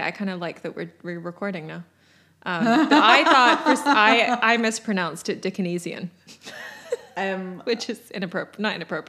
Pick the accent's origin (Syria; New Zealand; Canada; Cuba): Canada; Ontario; also born or lived in England; we moved to Canada when I was seven. So our Christmases always looked a little different. There was either the five of us, my parents, my brothers and I, in Ontario on our own.